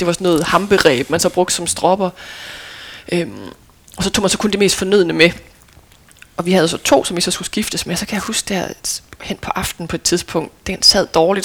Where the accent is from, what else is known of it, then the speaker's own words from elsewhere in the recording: Lemvig, Central Denmark Region, Denmark; moved away; also born or lived in Aarhus; jeg er født i Aarhus og boede der indtil jeg var fire, men ja. så flyttede vi til Lemvi, så jeg føler mig som vestjyde ja. og som lemvier